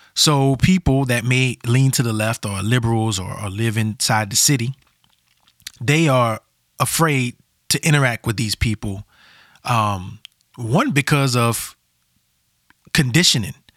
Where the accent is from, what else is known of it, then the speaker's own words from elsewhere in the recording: Louisiana, United States; also born or lived in Portland metro area, Oregon; now in Portland, United States; I felt like I was back at home in the South. I'm from Louisiana